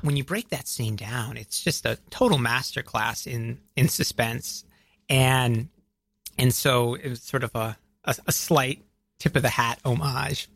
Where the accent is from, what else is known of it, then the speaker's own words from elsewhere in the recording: outside of Atlanta, Georgia, United States; I grew up outside of Atlanta, Georgia